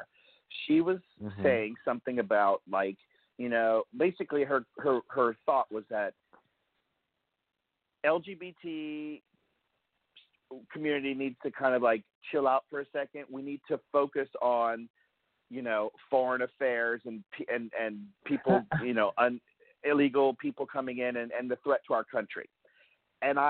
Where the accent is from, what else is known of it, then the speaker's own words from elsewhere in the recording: United States; I'm an American